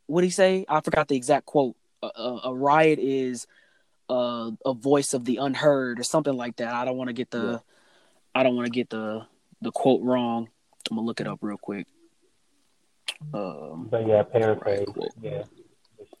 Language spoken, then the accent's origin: English; United States; This is where I was born. This is where I was raised